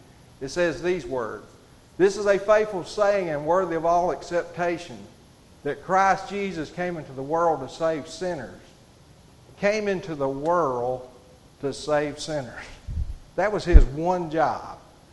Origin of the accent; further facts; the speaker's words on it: Hatton, United States; Y'all forgive me, I'm from Hatton. I get tongue-tied a little bit.